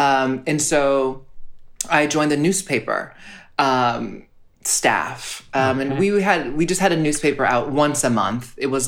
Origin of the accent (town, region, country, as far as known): Honolulu, Hawaii, United States